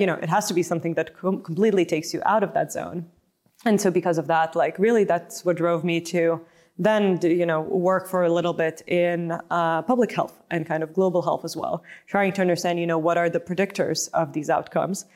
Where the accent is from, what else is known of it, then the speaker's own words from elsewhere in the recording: Lithuania; moved away as an adult; also born or lived in United States; originally born and raised in Lithuania, and, uh, grew up there